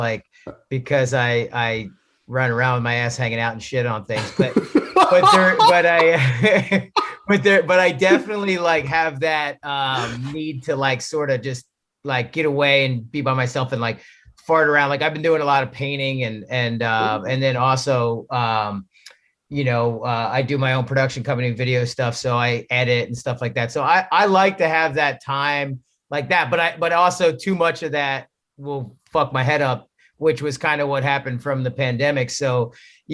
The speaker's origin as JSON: {"language": "English", "town": "West Chester", "region": "Pennsylvania", "country": "United States", "tie": "born or raised there", "also_born_or_lived": "Los Angeles, California", "moved": "as an adult", "said": "I grew up in the East. I grew up in right outside of Philadelphia in Westchester."}